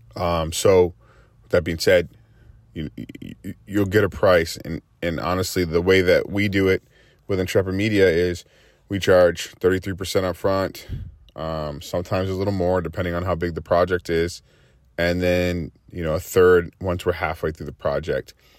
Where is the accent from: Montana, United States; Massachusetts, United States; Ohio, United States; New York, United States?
Massachusetts, United States; now in Houston, United States; I'm in the Houston area. I'm from Massachusetts